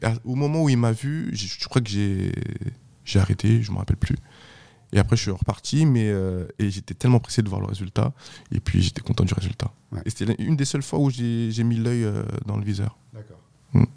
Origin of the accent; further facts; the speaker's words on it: France; also born or lived in Haiti; je suis pas un haïtien, moi. Je suis français. Je, suis venu ici à deux ans. Je suis français